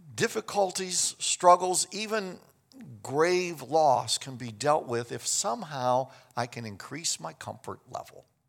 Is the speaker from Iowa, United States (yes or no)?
no; Kansas, United States; I grew up in Kansas.